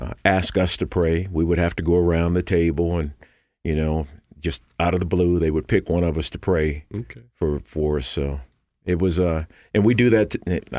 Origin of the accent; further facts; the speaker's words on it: Indianapolis, Indiana, United States; But I was fortunate enough to grow up in a Midwestern area, a family of eight, five boys and three girls.